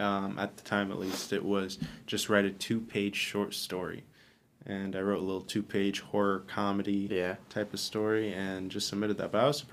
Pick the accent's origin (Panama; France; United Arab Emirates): United Arab Emirates; Dubai; moved away as an adult; also born or lived in Arizona, United States / Texas, United States; now in Orange County, United States; I was born in Arizona. And then I lived in Texas for a little bit as a kid, and then I moved to Dubai when I was 8. Mm-hmm. I lived there most of my life till I was 18.